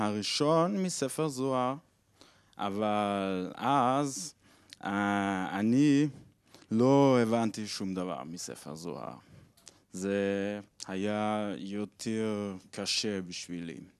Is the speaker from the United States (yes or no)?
no; Switzerland; Hebrew is a second language; אני משוויץ ואני בחופשה בארץ